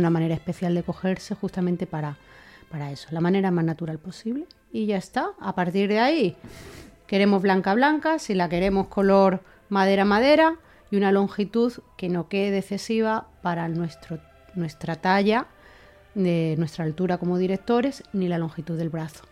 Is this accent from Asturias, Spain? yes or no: no; Linares, Andalusia, Spain; now in Madrid, Spain; Jienense y debo de decir que linarense, de Linares